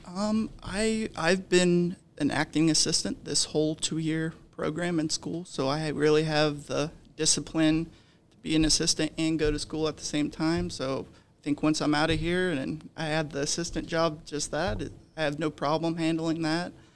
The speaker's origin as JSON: {"language": "English", "town": "Dayton", "region": "Ohio", "country": "United States", "tie": "born or raised there", "moved": "as an adult", "lives_now": "Myrtle Beach, United States", "said": "I am from Dayton, Ohio. I spent the first eighteen years of my life in Dayton"}